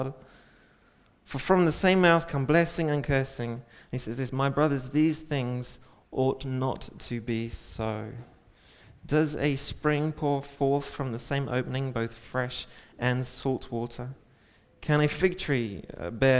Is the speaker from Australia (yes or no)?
no; England, United Kingdom; I'm English.